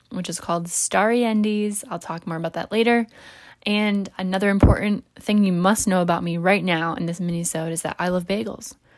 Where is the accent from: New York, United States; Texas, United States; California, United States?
New York, United States; I'm also a New Yorker